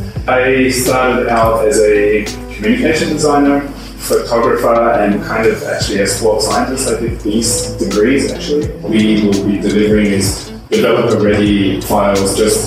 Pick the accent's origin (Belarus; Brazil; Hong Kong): Belarus; English is a second language; All right, I'm …. I come from Belarus